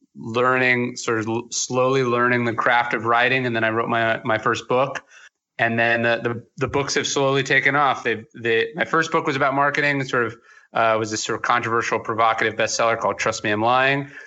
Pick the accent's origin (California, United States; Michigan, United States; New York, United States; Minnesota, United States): California, United States; outside Sacramento, Northern; I was born in Northern California outside Sacramento.